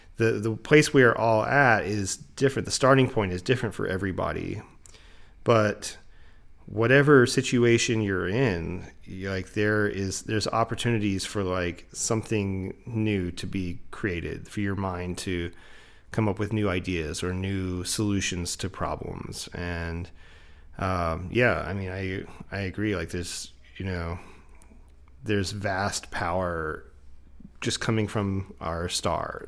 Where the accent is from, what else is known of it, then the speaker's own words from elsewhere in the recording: Florida, United States; now in Asheville, United States; as somebody who grew up in Florida